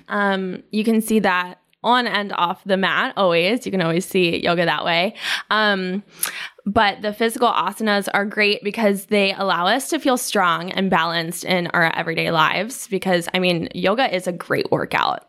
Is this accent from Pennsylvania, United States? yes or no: yes; York, Pennsylvania, United States; moved away as an adult; now in Raleigh, United States; I'm from York, Pennsylvania, which is a very small town